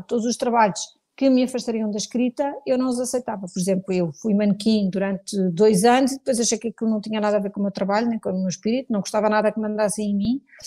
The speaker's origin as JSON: {"language": "Portuguese", "country": "Portugal", "said": "sou muito portuguesa, gosto muito de Portugal, devo tudo ao meu país"}